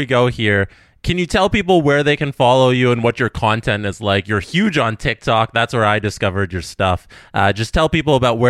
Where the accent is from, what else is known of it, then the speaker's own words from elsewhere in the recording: Canada; as a Canadian